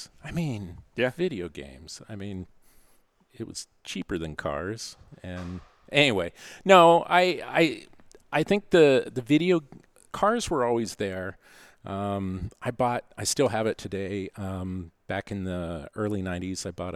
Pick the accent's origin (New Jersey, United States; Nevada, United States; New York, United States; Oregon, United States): Oregon, United States; Tigard; also born or lived in Portland, Oregon; Tigard, Oregon. Born in Portland. Grew up in Tigard.